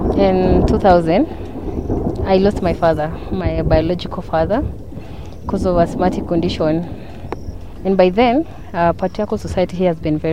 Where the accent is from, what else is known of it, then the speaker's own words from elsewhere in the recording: West Pokot County, Kenya; growing from West Pokot, Kenya.